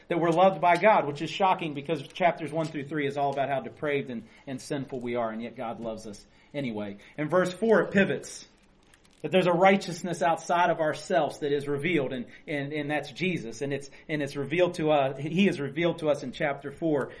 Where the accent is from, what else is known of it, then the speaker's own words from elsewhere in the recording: West Virginia, United States; So we're all from West Virginia